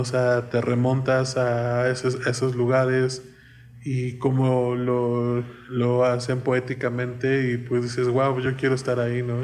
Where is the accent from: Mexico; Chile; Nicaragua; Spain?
Mexico; orgullo de ser mexicano